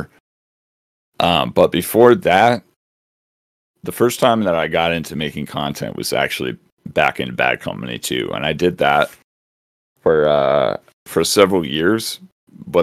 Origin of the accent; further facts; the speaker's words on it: United States; being an American